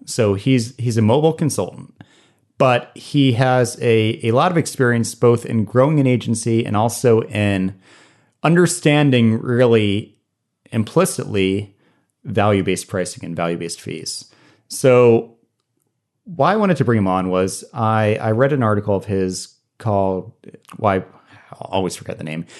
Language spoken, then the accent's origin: English; Norfolk, Virginia, United States; Norfolk, Virginia. which is my hometown.